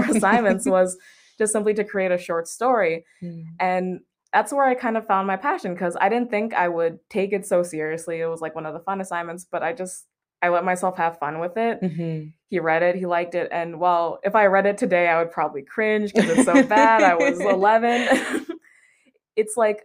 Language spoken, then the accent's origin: English; Sacramento, California, United States; moved away as an adult; now in Merced, United States; I'm originally from Sacramento, born and raised